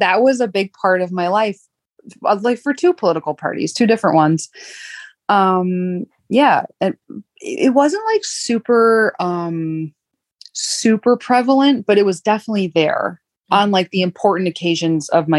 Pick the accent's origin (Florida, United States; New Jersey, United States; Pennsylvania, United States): New Jersey, United States; Jersey Shore; I grew up like an hour outside of New York City on the Jersey Shore area